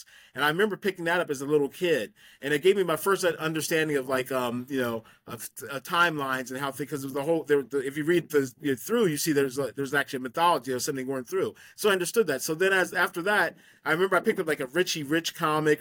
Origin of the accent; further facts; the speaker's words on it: Western Maryland, United States; I actually am from a small town in Western Maryland. It's a heavily Mennonite community called Mogginsville